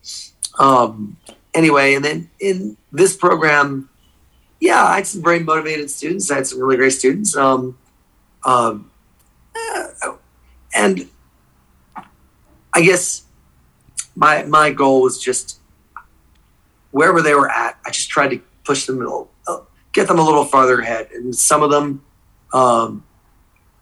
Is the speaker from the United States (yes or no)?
yes; New Jersey, United States; first language English; moved away as an adult; also born or lived in Saudi Arabia; now in Thailand; I grew up in New Jersey, right outside New York.